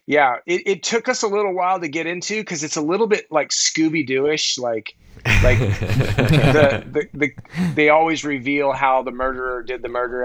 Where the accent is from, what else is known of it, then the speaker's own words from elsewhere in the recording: Santa Cruz, California, United States; I'm from Northern California. Yeah, I'm from Santa Cruz.